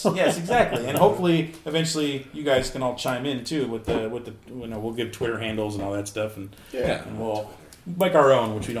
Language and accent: English; Monterey, California, United States; also born or lived in Bay Area, California; I am from Bay Area. The Bay Area born. I grew up in Monterey, which is a little bit south of San Francisco. But my grandparents still live in Moraga, California, which is up there in the Bay.